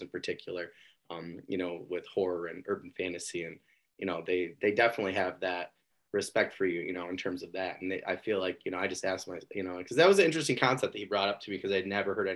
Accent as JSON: {"language": "English", "region": "Michigan", "country": "United States", "said": "I'm from Michigan"}